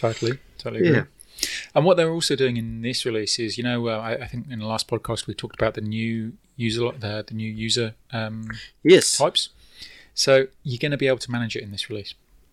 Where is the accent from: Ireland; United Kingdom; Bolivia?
United Kingdom; moved away; So as you may be able to tell from my accent, I am from the UK originally.